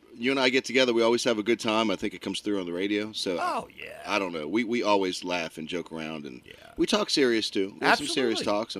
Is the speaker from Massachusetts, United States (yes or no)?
yes; Boston, Massachusetts, United States; now in Richmond, United States; We're Bostonian. I'm a Bostonian.